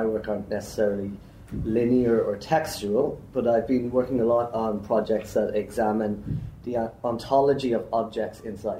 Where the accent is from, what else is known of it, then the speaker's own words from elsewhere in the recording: Dublin, Leinster, Ireland; I'm from Dublin in Ireland.